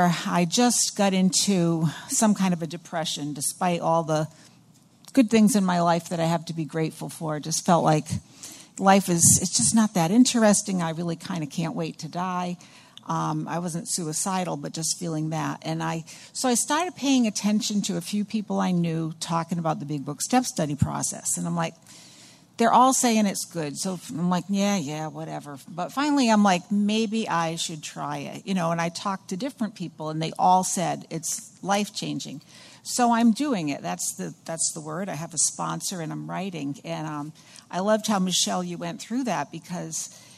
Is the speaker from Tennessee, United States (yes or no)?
no; Somerville, Massachusetts, United States; I come from Somerville, the Boston area.